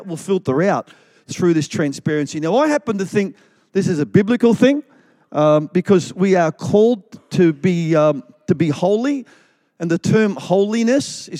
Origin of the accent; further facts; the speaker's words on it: Melbourne, Victoria, Australia; I grew up in Melbourne, in the eastern suburbs of Victoria, of Melbourne